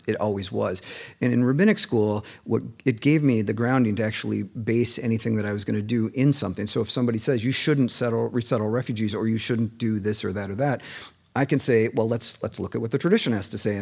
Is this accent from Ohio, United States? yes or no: no; Minneapolis, Minnesota, United States; moved away as an adult; now in Seattle, United States; I'm from Minneapolis